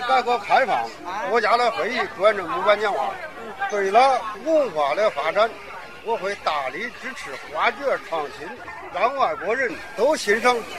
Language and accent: Chinese; Kaifeng, Henan, China; 我来自河南开封朱县镇，我是朱县镇偏城老店第五代传承人。